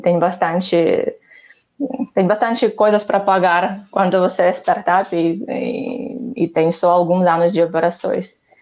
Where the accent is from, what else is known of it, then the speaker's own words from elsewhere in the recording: Ukraine; Portuguese is a second language; moved away as an adult; also born or lived in Barcelona, Spain; now in Brazil; sou ucraniana. Uh, aqui estou no Brasil há quase sete anos. Por isso, não julga-me muito forte pelo meu sotaque.